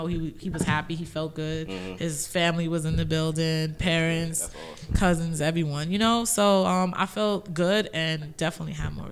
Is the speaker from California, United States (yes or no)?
no; New York City, New York, United States; I'm from Roselle.